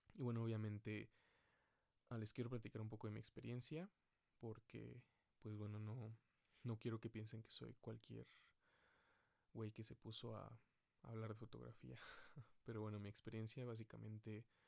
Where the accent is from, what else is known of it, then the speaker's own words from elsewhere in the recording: Mexico City, Mexico; Soy de la Ciudad de México